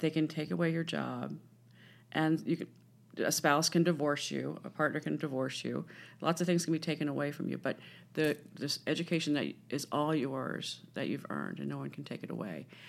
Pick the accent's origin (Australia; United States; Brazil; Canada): United States; Washington, District of Columbia; I grew up in Washington D.C.